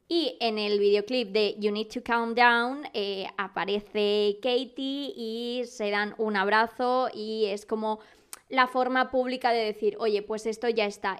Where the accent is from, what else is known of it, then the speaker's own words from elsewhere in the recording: Madrid, Community of Madrid, Spain; nunca tan orgullosa de ser madrileña